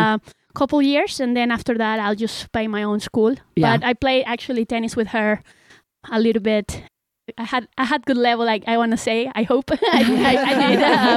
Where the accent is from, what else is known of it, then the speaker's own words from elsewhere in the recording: Venezuela; moved away as an adult; now in United States; I'm 27 years old. I am from Venezuela, and I came to JSU, the US, in 2014. So I've been here since then.